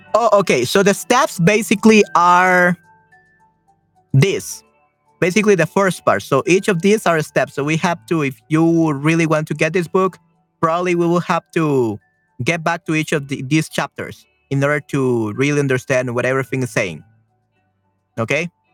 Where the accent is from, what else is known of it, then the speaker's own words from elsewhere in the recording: El Salvador; Uh, soy de El Salvador. I'm from El Salvador.